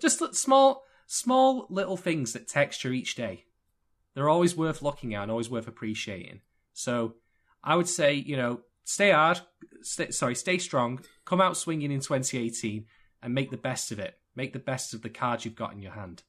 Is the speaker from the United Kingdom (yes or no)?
yes; United Kingdom; I am indeed British